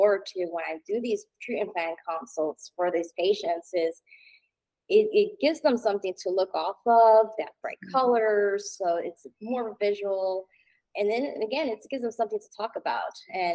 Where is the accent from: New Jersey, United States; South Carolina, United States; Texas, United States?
New Jersey, United States; moved away as an adult; now in North Carolina, United States; Grew up and was born and raised in New Jersey.